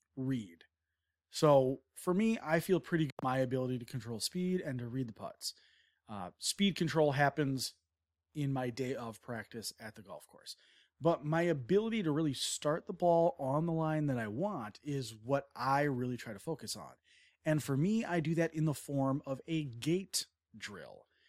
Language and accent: English; Wisconsin, United States; I'm from Wisconsin